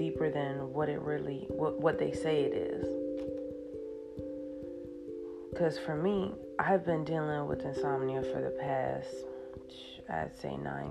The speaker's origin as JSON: {"language": "English", "country": "United States", "tie": "born or raised there", "also_born_or_lived": "Ghana", "said": "I was born and raised here"}